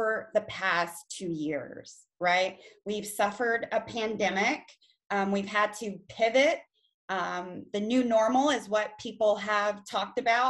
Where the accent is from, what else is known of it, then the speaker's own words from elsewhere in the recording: China, Texas, United States; now in Harker Heights, United States; born and raised in Texas. I'm from a very, very small town, China, Texas